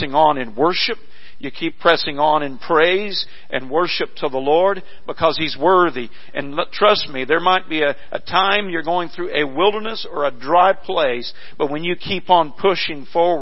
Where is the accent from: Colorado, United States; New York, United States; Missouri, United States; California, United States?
Missouri, United States; where I grew up in Missouri